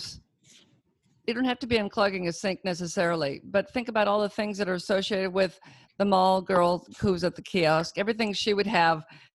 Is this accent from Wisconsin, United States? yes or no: no; Auburn, California, United States; I grew up in Auburn. Well, after I was 12, we moved there, so I went to Sac State